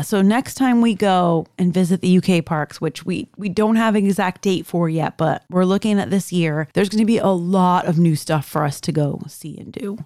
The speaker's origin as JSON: {"language": "English", "town": "Miami", "region": "Florida", "country": "United States", "tie": "born or raised there", "also_born_or_lived": "Orlando", "said": "I was born and raised in South Florida"}